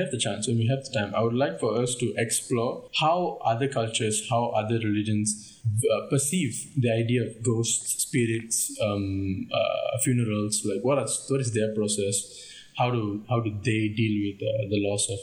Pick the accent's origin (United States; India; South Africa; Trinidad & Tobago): India; accent: Indian; I'm sorry that I don't sound very Indian on a daily basis. I'm just used to speaking like this.